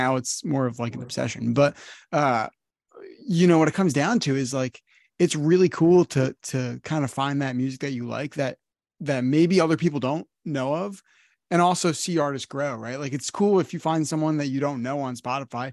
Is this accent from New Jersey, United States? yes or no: yes; New Jersey, United States; I'm from the North, I'm from New Jersey